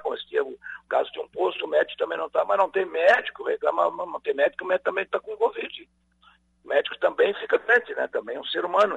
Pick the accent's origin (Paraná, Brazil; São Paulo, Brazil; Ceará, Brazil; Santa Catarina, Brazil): Santa Catarina, Brazil; todos que somos catarinenses